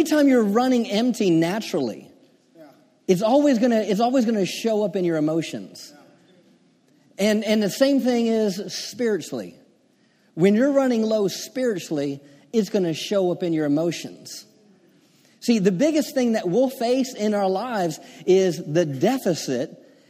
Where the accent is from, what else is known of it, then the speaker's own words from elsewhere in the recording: Maryland, United States; I'm from Maryland, and you know I can be in Delaware in 10 minutes